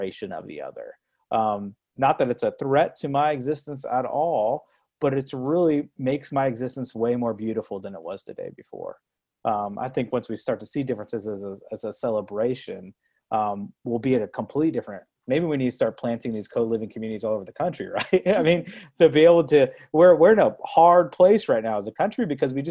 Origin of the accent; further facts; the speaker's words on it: Brooksville, Florida, United States; moved away as an adult; also born or lived in Owensboro, Kentucky; now in Louisville, United States; I grew up in Brooksville, Florida, an hour north of Tampa